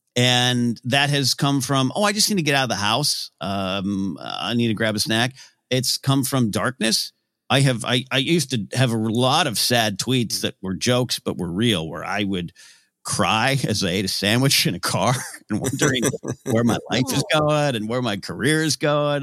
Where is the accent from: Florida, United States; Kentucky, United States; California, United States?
California, United States; Pismo Beach; moved away; also born or lived in Los Angeles; my hometown area, uh, Pismo Beach, famous for clams